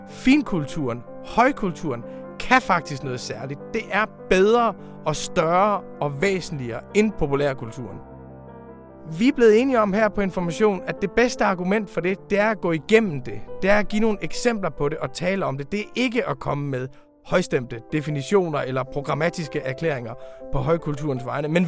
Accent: Denmark; Tyskland er faktisk et land, som vi har en særlig adgang til som danskere.

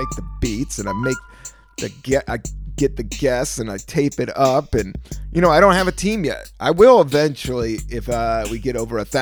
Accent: Washington, District of Columbia, United States; moved away; also born or lived in San Francisco; I grew up on Northeast D.C., Washington, D.C.

